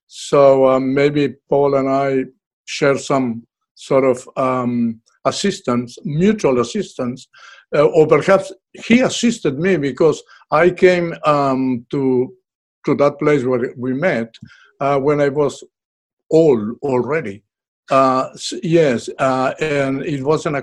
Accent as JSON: {"language": "English", "country": "Uruguay", "moved": "as an adult", "lives_now": "Australia", "said": "I am from Uruguay in South America"}